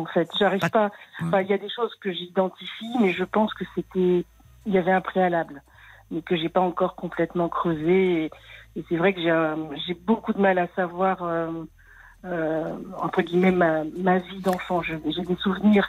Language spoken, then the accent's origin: French; Paris, Île-de-France, France; moved away as an adult; Je suis née à Paris, j'avais jamais quitté Paris de ma vie.